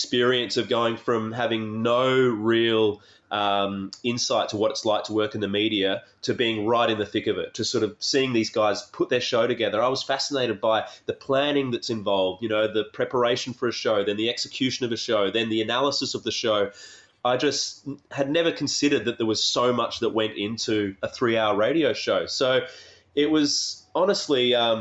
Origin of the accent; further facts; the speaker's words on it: Adelaide, South Australia, Australia; I grew up in Adelaide